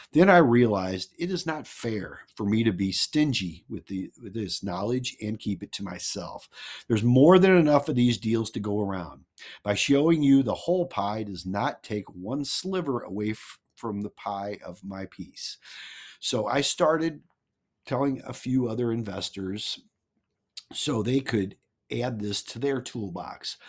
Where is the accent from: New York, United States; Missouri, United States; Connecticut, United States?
Missouri, United States; I'm from Mizu-, Missouri. The Show Me State